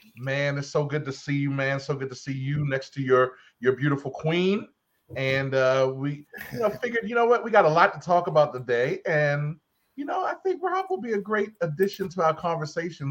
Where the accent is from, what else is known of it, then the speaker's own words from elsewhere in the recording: Baltimore, Maryland, United States; I'm a county boy, I'm still from Baltimore